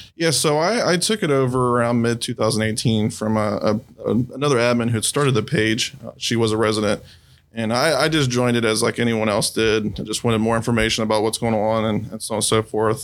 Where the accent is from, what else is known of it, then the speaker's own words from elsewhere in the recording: Xenia, Ohio, United States; also born or lived in Fairborn, Ohio; I grew up in Xenia